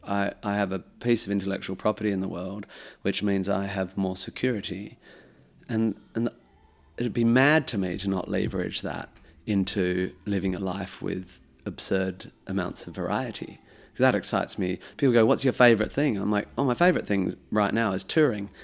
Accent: Perth, Western Australia, Australia; growing up in Perth

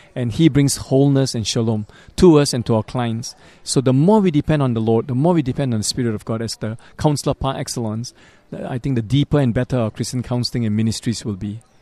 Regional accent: Singapore; moved away as an adult; also born or lived in Montreal; I'm originally from Singapore

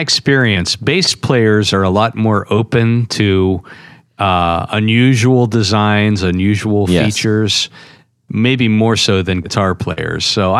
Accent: Northeastern Ohio, United States; I'm originally from Northeastern Ohio

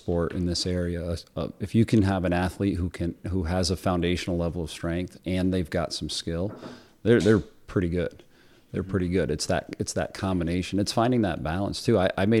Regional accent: Cliff Haven, United States; I grew up in Cliff Haven, even though I went to the city school district, my dad was a longtime coach.

